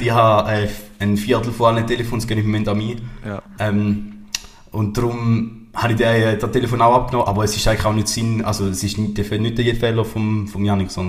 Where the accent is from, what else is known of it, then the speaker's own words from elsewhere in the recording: Wil, St. Gallen, Switzerland; ich bin nie im Rintel aufgewachsen, sondern meine Eltern sind schnell mal auf Wiel gezogen